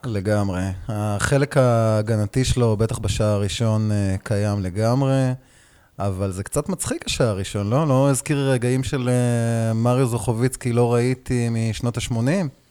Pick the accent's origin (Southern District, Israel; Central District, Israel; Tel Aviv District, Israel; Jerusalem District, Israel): Southern District, Israel; Beersheba; גדלתי בבאר שבע